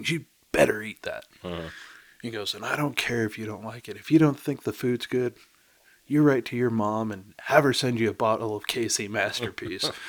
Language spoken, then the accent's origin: English; Midwest, United States; also born or lived in Northeast; I uh, you know I grew up in the Midwest, you know lived in the Northeast.